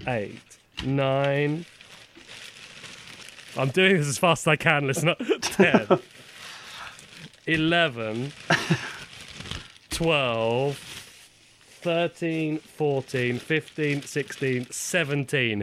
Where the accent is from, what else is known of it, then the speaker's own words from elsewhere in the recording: United Kingdom; as British men